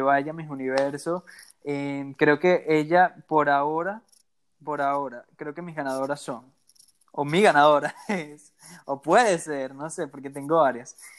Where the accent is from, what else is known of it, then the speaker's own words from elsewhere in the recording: Venezuela; Soy venezolano